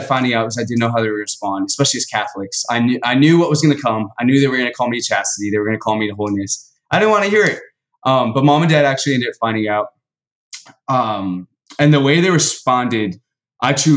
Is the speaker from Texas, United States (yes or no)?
yes; Dallas, Texas, United States; I was born in Dallas, Texas, born and raised. Southern boy all the way